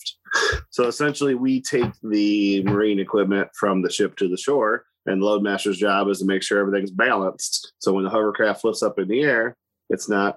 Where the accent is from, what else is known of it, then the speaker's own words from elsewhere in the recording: Monroeville, Ohio, United States; It's called Monroeville.